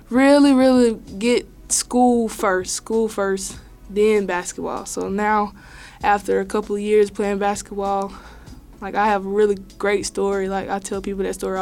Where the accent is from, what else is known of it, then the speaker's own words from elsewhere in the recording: Eufaula, Alabama, United States; now in Kansas, United States; I'm from Eufaula, Alabama